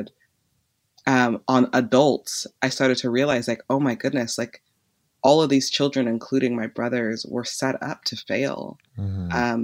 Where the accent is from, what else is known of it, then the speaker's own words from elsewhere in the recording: Los Angeles, California, United States; I grew up in Van Nuys, a small suburb outside of the inner city of Los Angeles.